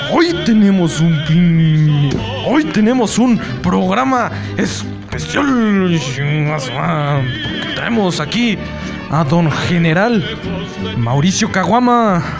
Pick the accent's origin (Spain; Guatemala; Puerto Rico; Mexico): Mexico; somos mexicanos.